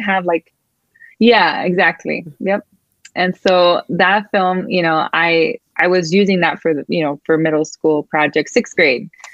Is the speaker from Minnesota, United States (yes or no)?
no; Miami, Florida, United States; first language Spanish; English is a second language; moved away as an adult; now in Seattle area, United States; I was born and raised in Miami, Florida. I'm first generation Cuban American